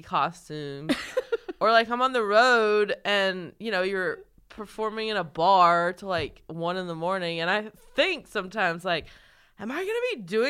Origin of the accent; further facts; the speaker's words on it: North Carolina, United States; Like, North Carolina.